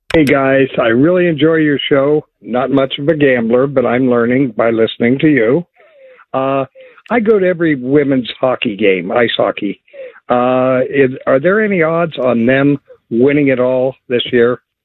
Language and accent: English; Dayton Columbus area, Ohio, United States; now in Florida, United States; I grew up in the Dayton Columbus area